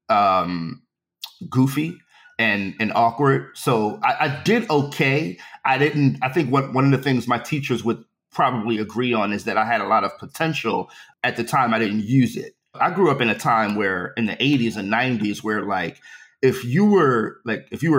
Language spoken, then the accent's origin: English; Philadelphia, Pennsylvania, United States; also born or lived in Queens, New York; I grew up in West Philly in various neighborhoods